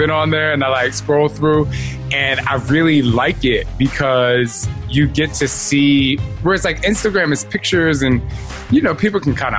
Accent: New Jersey, United States; also born or lived in Philadelphia; I'm from Jersey.

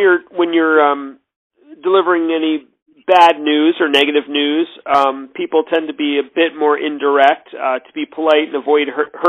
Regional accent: United States; I'm American, and I was young, in my early 20s at the time

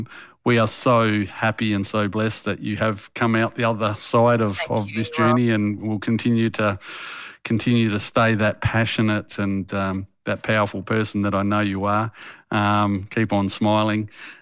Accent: Australia; When it comes to Hungary, I'm very Australian.

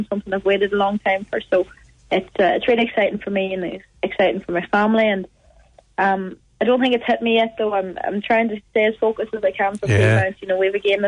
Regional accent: Milford, Ulster, Ireland; I played with Milford United, was my first club. That's obviously my hometown

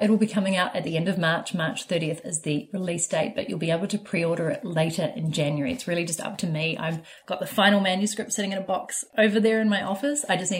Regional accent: New Zealand; moved away; also born or lived in Vancouver; Growing up in New Zealand

